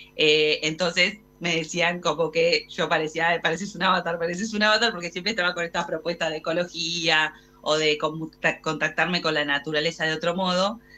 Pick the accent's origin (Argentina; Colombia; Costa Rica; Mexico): Argentina